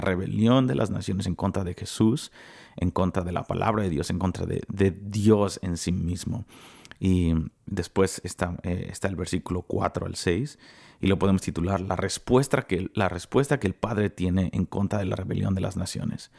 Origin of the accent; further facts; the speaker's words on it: Mexico; soy el único mexicano